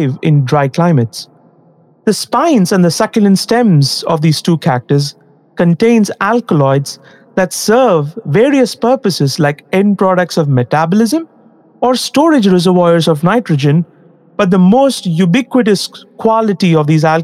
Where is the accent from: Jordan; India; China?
India; as an Indian and a Hindu